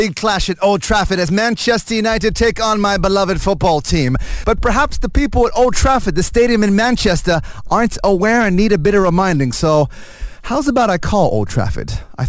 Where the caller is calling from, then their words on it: Malaysia; I'm calling all the way from Malaysia.